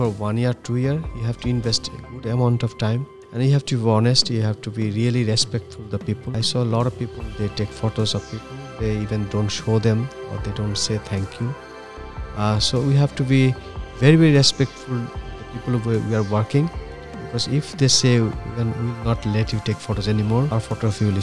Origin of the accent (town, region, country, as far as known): Bangladesh; first language Bangla; English is a second language